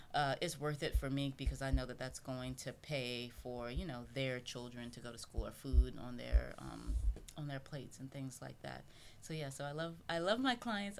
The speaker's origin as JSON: {"language": "English", "region": "South Carolina", "country": "United States", "also_born_or_lived": "England", "moved": "as an adult", "lives_now": "Philadelphia, United States", "said": "I'm from South Carolina"}